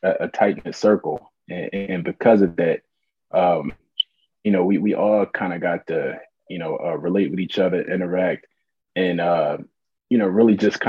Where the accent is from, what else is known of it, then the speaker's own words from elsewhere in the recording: Philadelphia, Pennsylvania, United States; West Philadelphia, born and raised, pun intended. You know, it's I grew up in Winfield, 56 in Arlington, West Philly